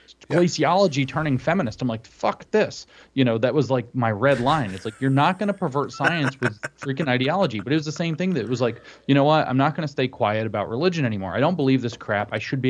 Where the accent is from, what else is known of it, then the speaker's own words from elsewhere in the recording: Southeast, United States; Because I grew up in the Southeast, which was like relentlessly, I would even say, you know, it's Protestant supremacist, or was.